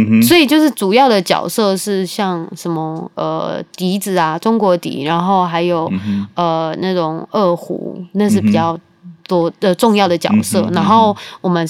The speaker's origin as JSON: {"language": "Chinese", "region": "Taichung", "country": "Taiwan", "said": "我是台中人，可是我环岛四次"}